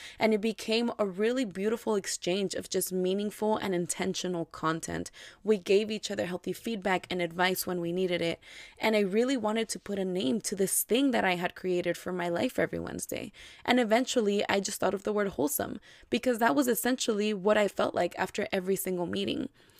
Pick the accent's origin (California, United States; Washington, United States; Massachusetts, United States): California, United States; San Diego; I just turned 25 on March 7th. I am Mexican-American, born and raised in San Diego.